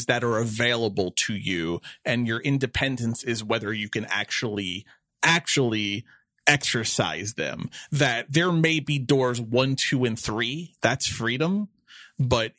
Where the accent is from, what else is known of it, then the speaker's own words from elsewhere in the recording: New York City, New York, United States; moved away; I am a born and bred New Yorker. For those that don't know, I grew up in New York City and, you know, raised in Queens.